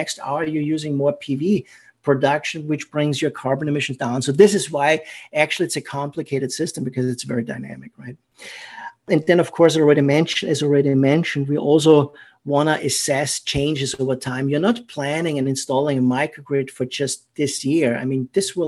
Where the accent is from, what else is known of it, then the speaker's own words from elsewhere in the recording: Austria; accent: German; English is a second language; moved away; it's a German accent. I'm from Austria originally